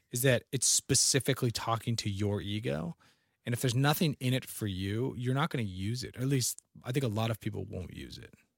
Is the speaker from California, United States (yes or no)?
yes; San Francisco, California, United States; I'm from Sanford, I'm from the Golden Gate